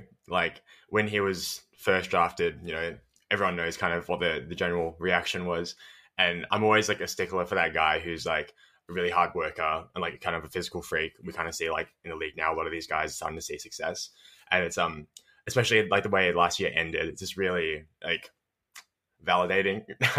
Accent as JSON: {"language": "English", "town": "Melbourne", "region": "Victoria", "country": "Australia", "said": "I'm from Melbourne, Australia. Currently, I live in St. Kilda, which is basically like along the beach."}